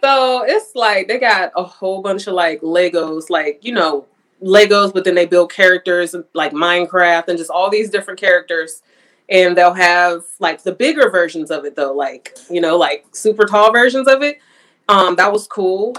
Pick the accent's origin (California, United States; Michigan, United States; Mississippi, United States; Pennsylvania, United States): Pennsylvania, United States; Pittsburgh; moved away as an adult; now in Houston, United States; Pittsburgh, but that don't count because it's my hometown